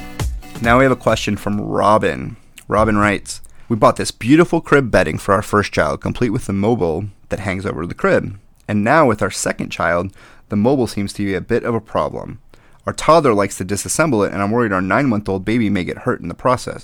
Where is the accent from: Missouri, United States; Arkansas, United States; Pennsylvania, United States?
Missouri, United States; St. Louis; now in West Coast, United States; I grew up in St. Louis